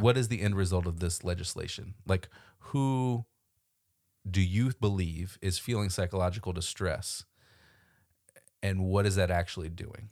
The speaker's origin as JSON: {"language": "English", "region": "Florida", "country": "United States", "tie": "born or raised there", "moved": "as an adult", "lives_now": "Washington, D.C. area, United States", "said": "my whole education up till grad school happened in Florida"}